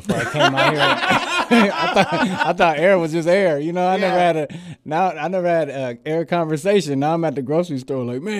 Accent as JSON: {"language": "English", "town": "San Francisco", "region": "California", "country": "United States", "tie": "born or raised there", "moved": "as an adult", "lives_now": "Bakersfield, United States", "said": "I'm actually from the Bay, man. Born and raised in Frisco"}